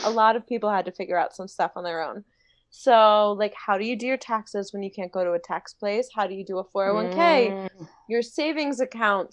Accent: D.C., Maryland outside Washington, United States; moved away as an adult; also born or lived in Florida; now in Los Angeles, United States; I grew up in Maryland outside Washington, D.C.

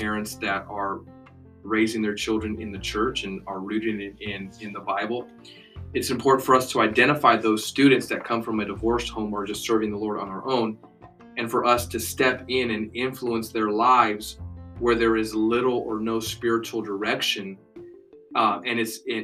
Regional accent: United States; we're American Christians

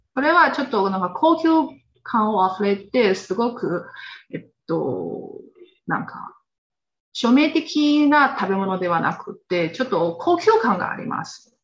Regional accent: Xinjiang Uyghur Autonomous Region, China; Japanese is a second language; moved away as an adult; now in Japan; 出 身は、えっと、中国の新居、ウェイクル自治区っていうところです

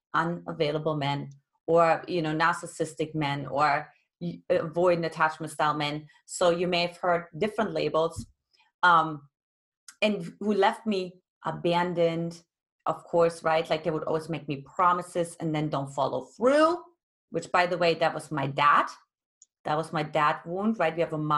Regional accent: East Germany, Germany; now in United States; I grew up in Eastern Germany, which back then was communist

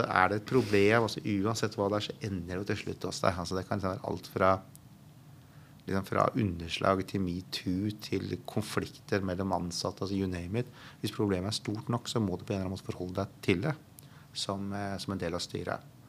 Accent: Norway

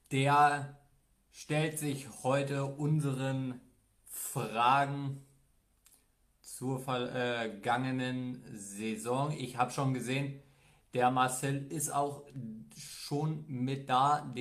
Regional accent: Bavaria, Germany; Äh, also zu, zur Info, ich komme aus Bayern. Bei uns geht das jetzt diese, diese Woche schon los.

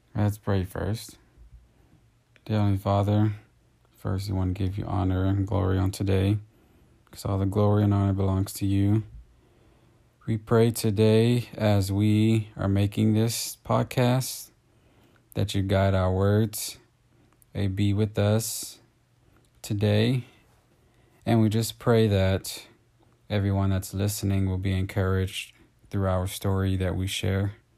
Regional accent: Texas, United States; moved away as an adult; now in California, United States; I'm from Texas.

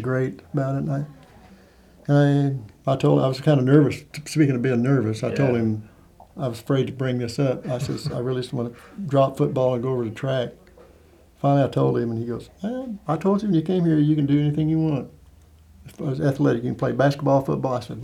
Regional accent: Caldwell, Kansas, United States; also born or lived in Oklahoma; that's where our mail and where I was born, but we lived on a farm in Oklahoma.

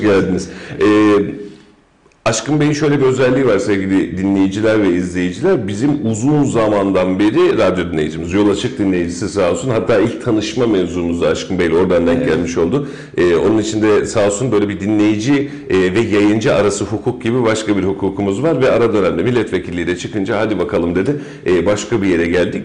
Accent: Kayseri, Kayseri Province, Turkey; benim yaşadığım işte doğduğum büyüdüğüm mahallede

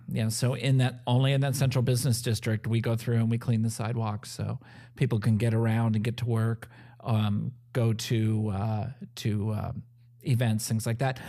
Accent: Pasadena, California, United States; now in Evansville, United States; I was born and raised in Pasadena, California

